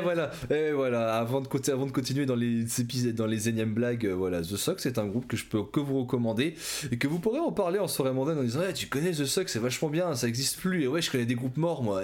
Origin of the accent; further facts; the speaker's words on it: Ch'ti, Hauts-de-France, France; je suis ch'ti